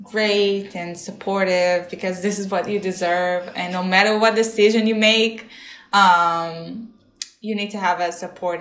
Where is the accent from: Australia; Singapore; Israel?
Israel; now in Nashville, United States; I'm from Israel.